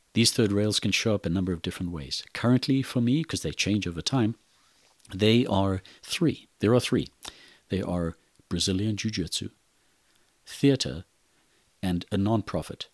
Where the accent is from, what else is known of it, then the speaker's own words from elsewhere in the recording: Zimbabwe; moved away as an adult; I'm originally from Zimbabwe and Africa. Born in the country of Rhodesia, I grew up in a violent, brutal civil war